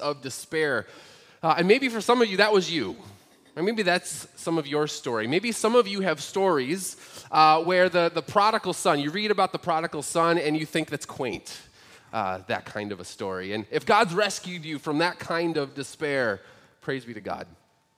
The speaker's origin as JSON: {"language": "English", "country": "United States", "tie": "born or raised there", "said": "I'm a Christian because I was born in the United States, and I was born to Christian parents who raised me in the church"}